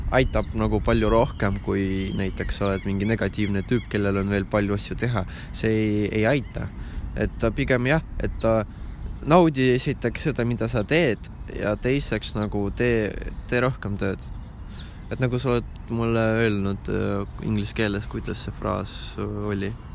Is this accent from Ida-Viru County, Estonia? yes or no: yes; Ida-Viru County, Estonia; moved away as an adult; me oleme sinuga Ida-Virumaalt tulnud